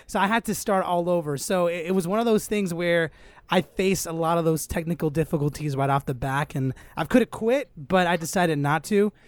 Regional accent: Los Angeles, California, United States; I grew up here in Los Angeles, born and raised

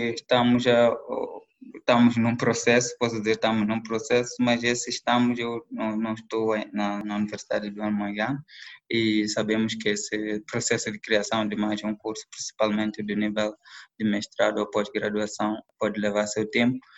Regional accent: Mozambique; moved away; also born or lived in Belo Horizonte, Brazil; eu era um dos alunos moçambicanos que estava na UFMG

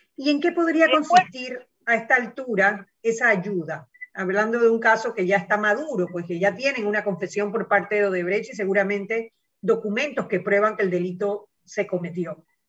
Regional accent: Panama

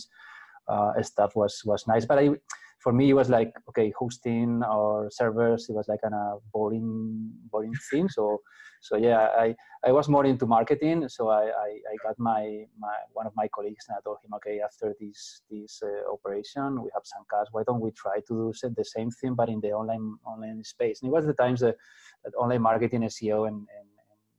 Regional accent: Spain; I'm from Spain. I'm actually in Madrid in Spain

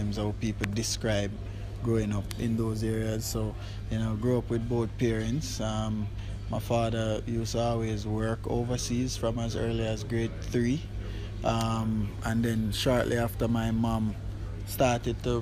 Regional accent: Kingston, Jamaica; I grew up in Kentire, Papin

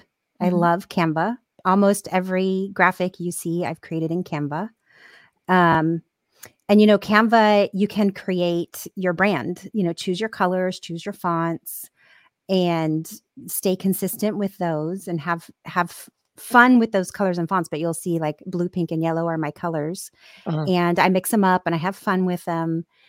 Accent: Ireland; I'm Irish, so all my emotions show in my skin.

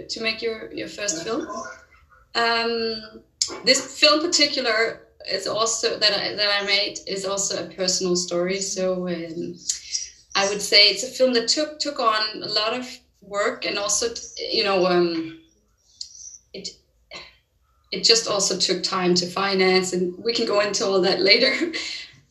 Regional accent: Denmark; I'm from Denmark

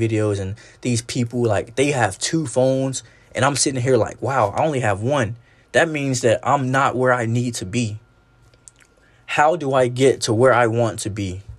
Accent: the South, United States; Like, especially growing up in the South, I really felt as if I was not important enough

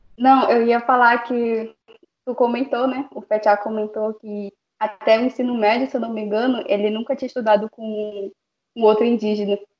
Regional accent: Amazonas, Brazil; first language Baniwa; eu sou do estado do Amazonas

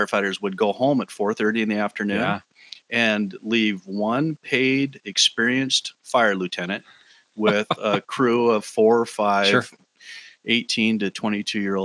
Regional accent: Olympia, Washington, United States; moved away as an adult; also born or lived in Fort Lewis, Washington; now in Mill Creek, United States; I spent most of my life growing up in Olympia. I graduated from high school there.

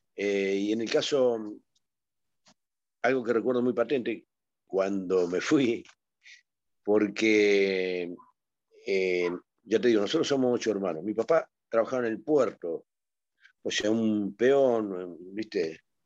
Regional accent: Avellaneda, Buenos Aires Province, Argentina; also born or lived in Mendoza; Zona Sur, Avellaneda. Eh, fui siempre zona de Avellaneda. yo soy mendocino por nacimiento, al tiempo vine acá a Buenos Aires.

